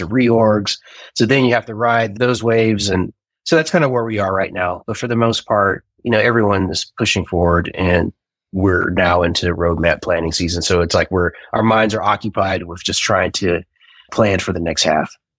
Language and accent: English; Southern California, United States; also born or lived in Cleveland, Ohio; right around the time I turned like eight or nine is when I moved to Southern California.